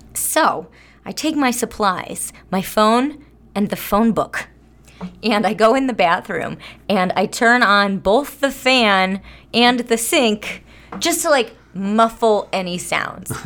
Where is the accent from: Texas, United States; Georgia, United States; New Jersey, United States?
New Jersey, United States; I'm from South Jersey